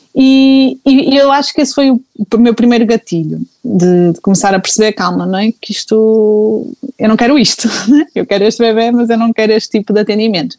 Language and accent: Portuguese; Porto, Norte, Portugal; sou do Porto